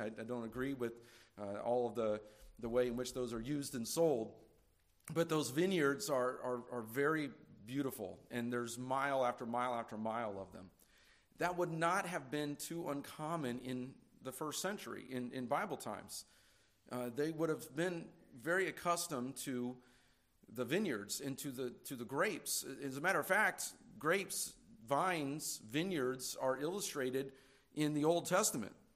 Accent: California, United States; now in Indiana, United States; I'm from California

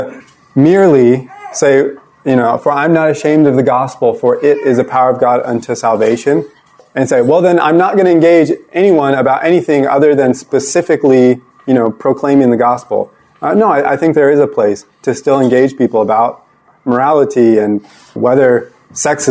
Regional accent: United States; I'm only a Christian because I was born in America

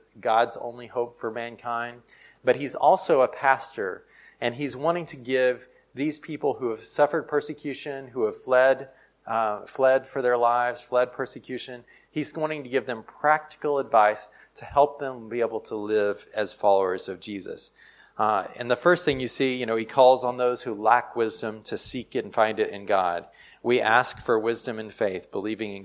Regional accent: United States; I'm from America

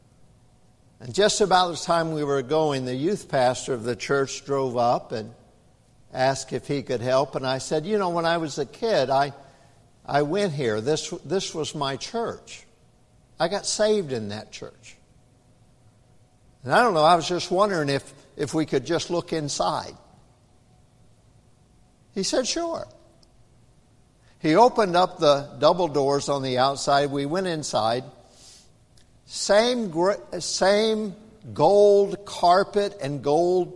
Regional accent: Clarksville, Tennessee, United States; moved away; where I was raised up in Clarksville, Tennessee

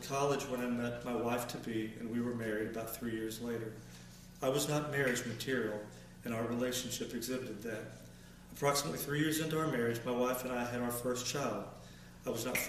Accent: Huntsville, Alabama, United States; I grew up in the Huntsville, Alabama area

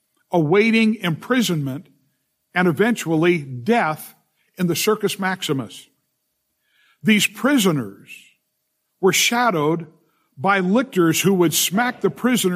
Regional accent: Southern California, United States; growing up in Southern California

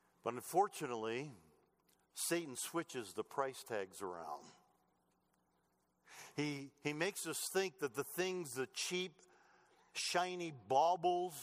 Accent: Michigan, United States; moved away; I grew up in Michigan, okay? Motor City, Detroit.

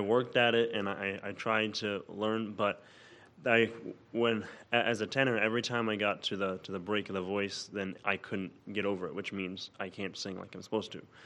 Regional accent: Olive Branch, Mississippi, United States; I'm from Olive Branch, Mississippi

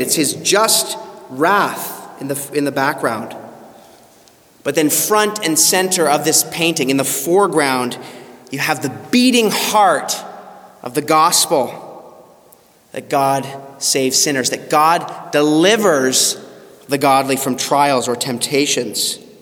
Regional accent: Canada; moved away; my home country of Canada

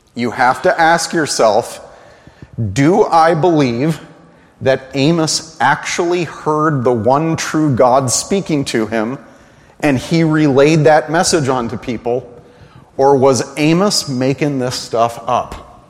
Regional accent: United States; we, as American evangelicals

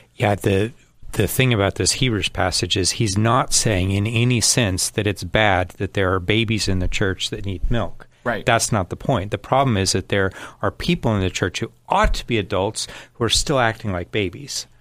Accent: United States; I'm an American.

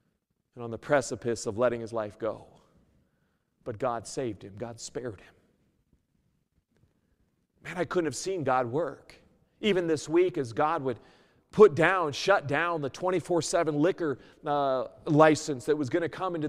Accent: New Mexico, United States; also born or lived in Winkler; I came from New Mexico, and then I went to Winkler, and then Winkler, we moved up to here

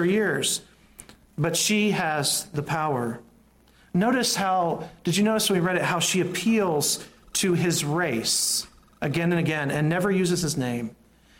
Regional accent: the South, United States; growing up in the South

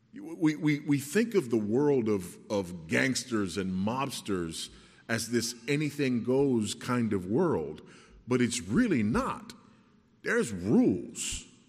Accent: Los Angeles, California, United States; I grew up in South Central Los Angeles

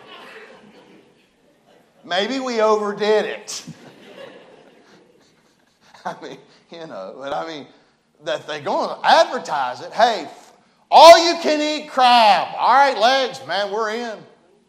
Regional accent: West Virginia, United States; accent: hillbilly talk; We're from West Virginia. I'm a hillbilly.

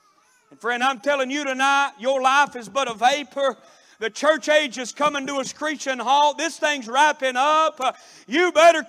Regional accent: Florida, United States; one of the boys back in my hometown had mistreated my sister

